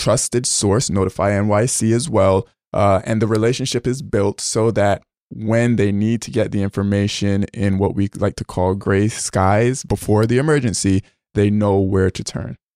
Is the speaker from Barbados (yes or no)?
yes; Barbados; moved away; I grew up, uh, in Barbados.